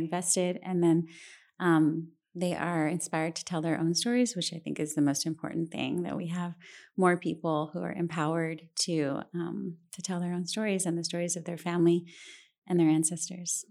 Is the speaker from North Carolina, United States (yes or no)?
no; San Antonio, Texas, United States; also born or lived in Santa Barbara, California; I really was so lucky to have grown up in a city like this